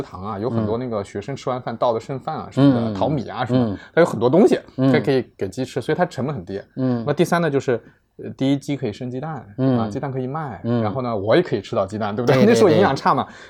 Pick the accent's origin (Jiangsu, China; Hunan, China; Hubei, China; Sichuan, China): Jiangsu, China; rural; 因为我小时候也在农村，在江苏的农村。